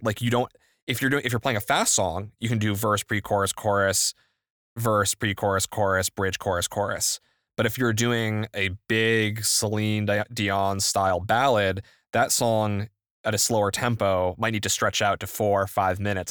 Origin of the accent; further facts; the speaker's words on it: New England, United States; I grew up in New England